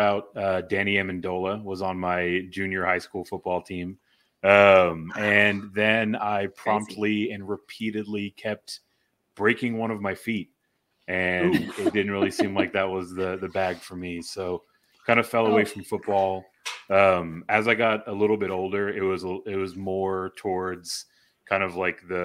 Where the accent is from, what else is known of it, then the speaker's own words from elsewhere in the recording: Houston, Texas, United States; now in San Antonio, United States; Growing up in the Houston area